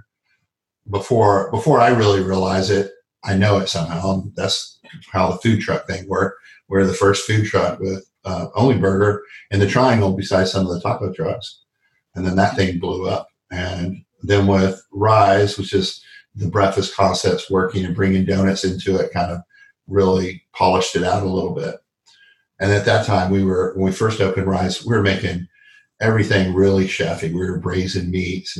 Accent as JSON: {"language": "English", "town": "Dallas", "region": "Texas", "country": "United States", "tie": "born or raised there", "moved": "yes", "lives_now": "North Carolina, United States", "said": "I grew up in Dallas, Texas"}